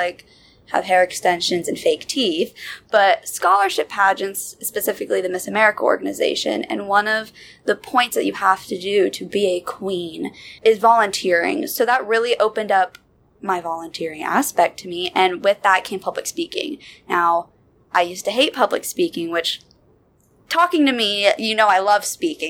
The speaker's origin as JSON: {"language": "English", "town": "Summerville", "region": "South Carolina", "country": "United States", "moved": "as an adult", "lives_now": "Charlotte, United States", "said": "I'm originally from Somerville, South Carolina"}